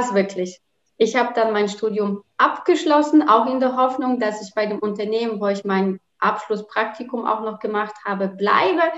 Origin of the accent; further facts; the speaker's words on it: Rzeszów, Subcarpathian Voivodeship, Poland; German is a second language; moved away as an adult; also born or lived in Bielefeld, Germany / Cologne, Germany; now in Düsseldorf, Germany; Rzeszów, also zu der Stadt, wo ich herkomme